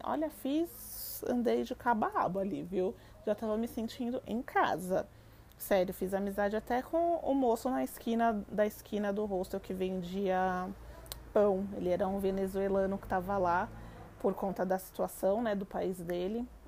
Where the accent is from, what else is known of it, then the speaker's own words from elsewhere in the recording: Brazil; eu sou brasileira